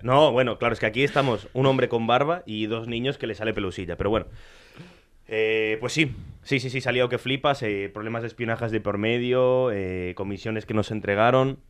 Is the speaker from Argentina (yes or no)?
yes; Argentina; yo soy argentino. Yo tengo ascendencia italiana